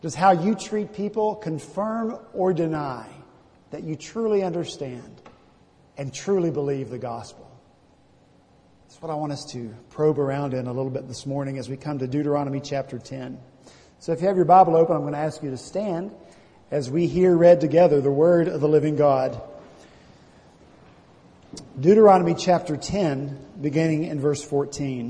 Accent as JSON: {"language": "English", "region": "the South", "country": "United States", "lives_now": "Charleston, United States", "said": "I was from the South, from the country."}